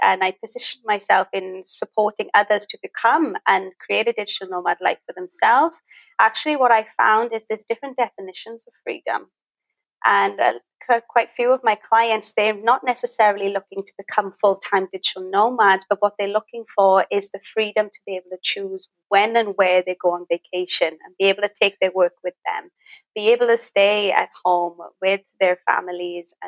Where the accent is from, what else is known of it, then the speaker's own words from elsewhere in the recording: Wales, United Kingdom; moved away as an adult; now in Thailand; I'm originally from Wales. And I moved here back in 2016